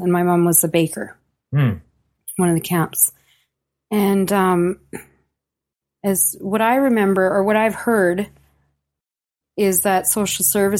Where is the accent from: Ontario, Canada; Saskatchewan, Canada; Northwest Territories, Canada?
Northwest Territories, Canada; Yellowknife; born there; I was born in Yellowknife, Northwest Territories, okay, in 1976. And my family come from a long line of trappers.